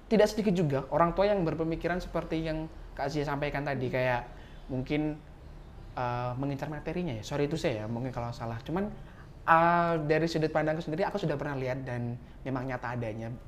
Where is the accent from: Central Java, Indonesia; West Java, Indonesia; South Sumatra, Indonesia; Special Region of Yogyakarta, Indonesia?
South Sumatra, Indonesia; aku dari Sumatera Selatan dan di tempatku tinggal itu tuh juga nggak sedikit loh